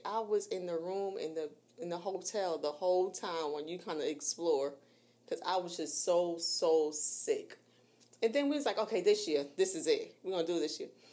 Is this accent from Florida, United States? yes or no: no; New York, United States; I'm from New York